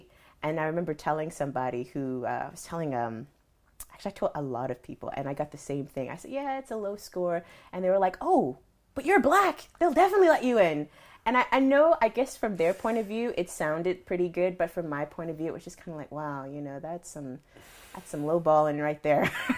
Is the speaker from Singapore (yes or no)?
no; Charlotte, North Carolina, United States; So I was in the IB program growing up in Charlotte.